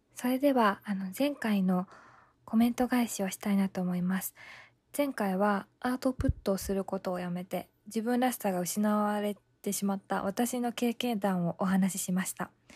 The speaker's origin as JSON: {"language": "Japanese", "region": "Ibaraki", "country": "Japan", "tie": "born or raised there", "said": "私茨城なんですけども、あの、茨城にはイバヤンっていて、 イバヤン、茨城のヤンキーで、イバヤンって言うんですけど、あの、私の出身の地域は、イバヤンがたくさんいるんですね"}